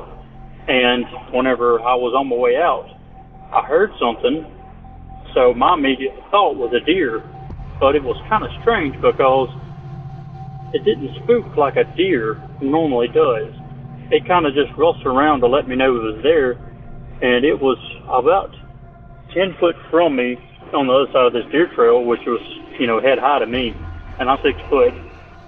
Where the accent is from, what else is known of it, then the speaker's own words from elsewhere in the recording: Mississippi, United States; I'm from Mississippi